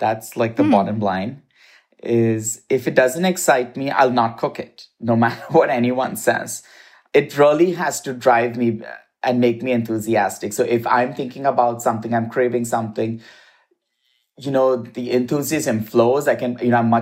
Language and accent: English; Mumbai, Maharashtra, India; moved away as an adult; also born or lived in Midwest, United States / East Coast, United States / South, United States; now in Los Angeles, United States; I grew up in India